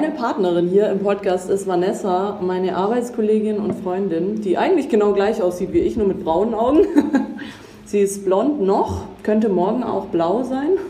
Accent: Baden-Württemberg, Germany; Schwabe bin ich auch.

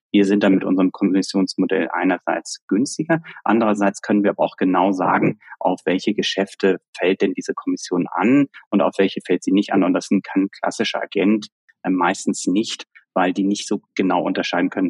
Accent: Germany; können wir beide auch als Deutsche äh, sagen, ich glaube, dass, dass wir ja oft etwas, etwas konservativer an, an Dinge rangehen

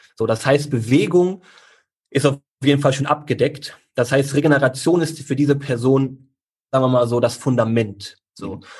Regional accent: Neuss, North Rhine-Westphalia, Germany; hier in Neuss, wo ich herkomme

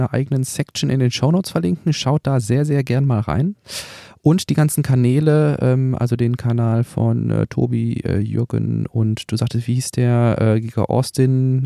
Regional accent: Germany; bei uns in Deutschland

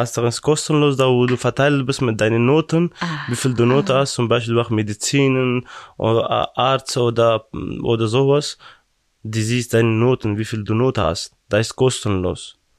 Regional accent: Afghanistan; German is a second language; now in Brandenburg, Germany; ich komme aus Afghanistan

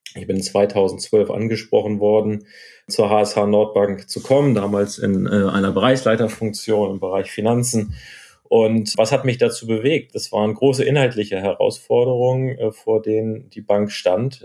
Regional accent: Hamburg, Germany; moved away; also born or lived in Chicago; wieder in Hamburg, meiner Heimatstadt, zu arbeiten

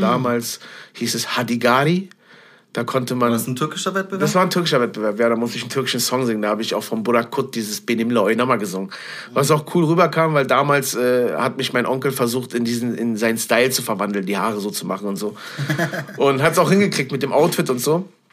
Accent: Berlin, Germany; ich bin gebürtiger Berlin-Schöneberger. Ich bin damals äh, im Januar 1979 in Berlin-Tempelhof-Schöneberg geboren

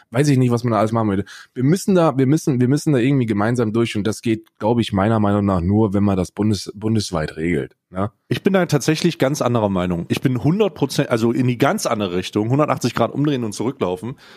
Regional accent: Hesse, Germany; So, ich, hab, ich bin in Nordhessen aufgewachsen, meine Eltern wohnen da immer noch.

